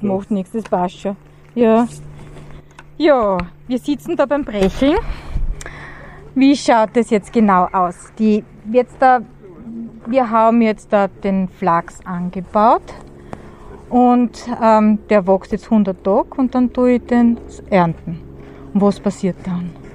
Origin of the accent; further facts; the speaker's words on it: Styria, Austria; aus meiner Heimat in der grünen Steiermark.